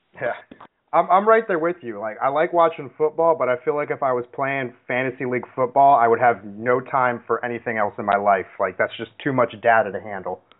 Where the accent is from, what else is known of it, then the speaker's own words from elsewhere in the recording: Seattle, Washington, United States; I'm from Seattle.